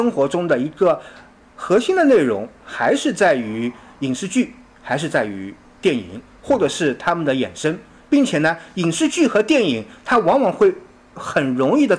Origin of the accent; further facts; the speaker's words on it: China; 我们中国人啊，在近代以来一直迄今，我们和我们的历史产生了一个非常大、非常大的断裂